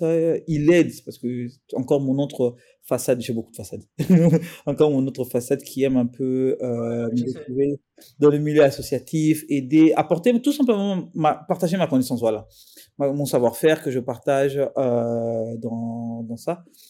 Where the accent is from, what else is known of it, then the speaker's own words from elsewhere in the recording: DR Congo; les Congolais que nous sommes